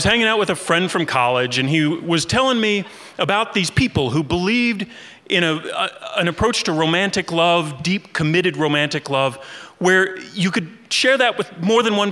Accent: Kentucky, United States; I grew up in Kentucky

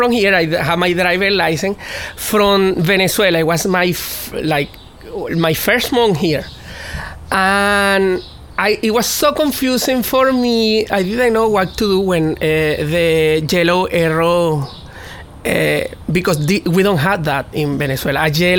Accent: United States; born there; I am African American because I was born in America, and I am a person of color, but I also am Latin.

